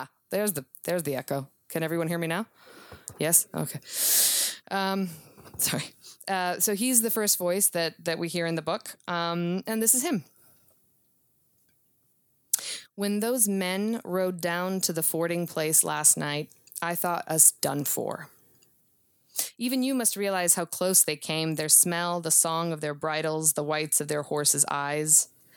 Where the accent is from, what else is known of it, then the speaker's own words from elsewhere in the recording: Serbia; Even though I grew up in the former Yugoslavia. And I grew up on sort of classic cowboy Westerns